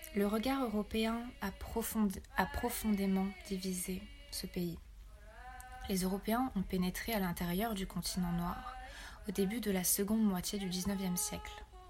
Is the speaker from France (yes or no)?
no; Rwanda; En tant que Rwandaise